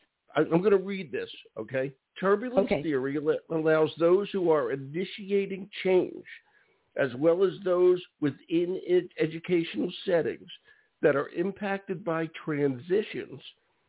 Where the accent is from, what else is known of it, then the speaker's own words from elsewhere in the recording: Philadelphia, Pennsylvania, United States; I'm from West Philly.